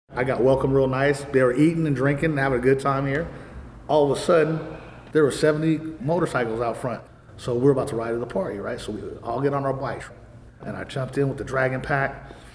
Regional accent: Hayward, California, United States; my mom's house where I grew up in Hayward

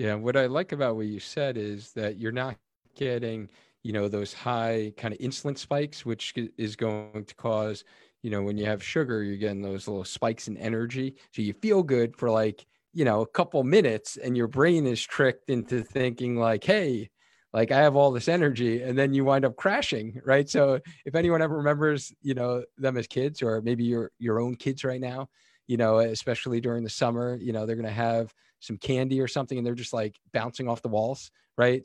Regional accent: Cheshire, Connecticut, United States; my hometown, Cheshire, Connecticut. And I actually knew this story just kinda growing up in town

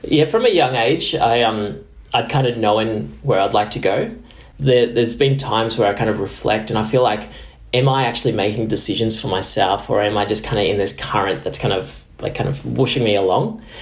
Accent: Tamworth, New South Wales, Australia; growing up in Tamworth, which is Gomeroi country, wasn't my own country out there

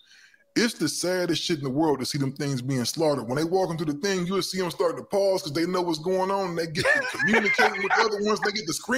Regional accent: Ohio, United States; moved away; I'm from Ohio originally.

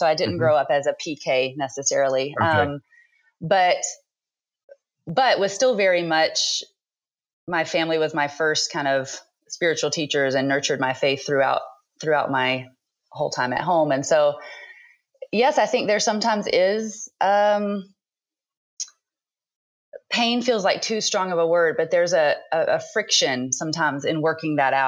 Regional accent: East Tennessee, United States; I was born and raised in East Tennessee

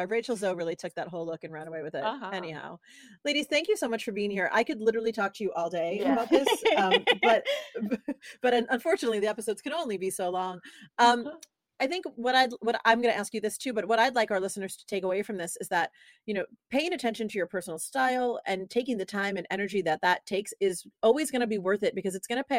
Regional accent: New York City, New York, United States; now in Los Angeles, United States; I'm like, I'm in LA and I want to wear like structured clothing because I'm from New

